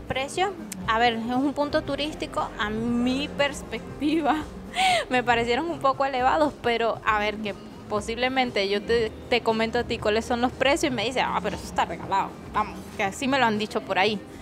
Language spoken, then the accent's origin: Spanish; Caracas, Capital District, Venezuela; now in Spain; en mi país, tú, ah, después de que salías de Caracas